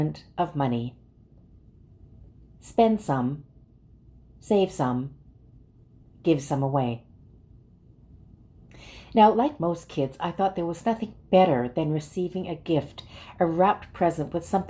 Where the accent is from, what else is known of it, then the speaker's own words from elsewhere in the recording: Calgary, Alberta, Canada; As Lutherans growing up in Calgary, Alberta